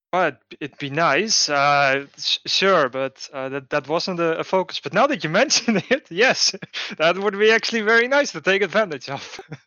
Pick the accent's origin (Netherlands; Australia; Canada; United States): Netherlands; I'm from the Netherlands